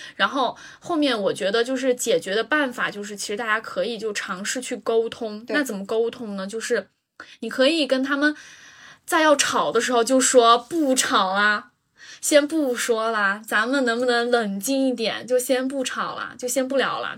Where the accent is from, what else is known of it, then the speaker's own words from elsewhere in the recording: Yunnan, China; moved away as an adult; now in United Kingdom; 我是云南的，我们那儿就是吃 吃蘑菇、吃菌子